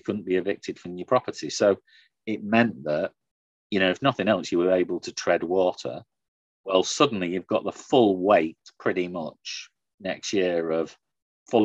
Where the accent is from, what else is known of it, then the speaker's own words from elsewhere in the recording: the north of England, United Kingdom; I grew up in the Thatcher government in the north